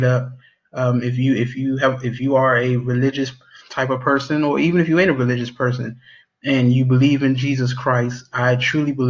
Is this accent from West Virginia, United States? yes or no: no; Maryland, United States; my hometown. In Maryland, you know, right in my backyard